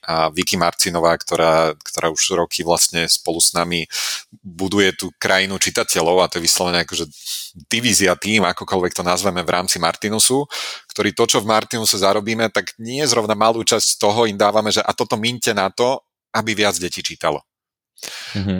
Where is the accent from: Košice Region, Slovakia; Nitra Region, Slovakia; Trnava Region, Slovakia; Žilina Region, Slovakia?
Nitra Region, Slovakia; Nitra; mám ten sentimentálny vzťah ku kopcu Zobor, eh, pod ktorým mm. som ja strávil svoje detstvo